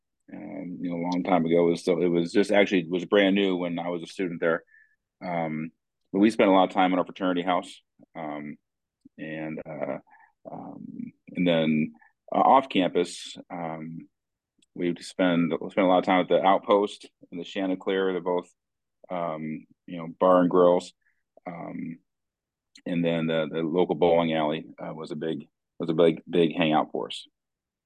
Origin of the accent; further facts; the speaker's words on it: Bloomington, Illinois, United States; now in Morton, United States; I grew up in Bloomington Normal.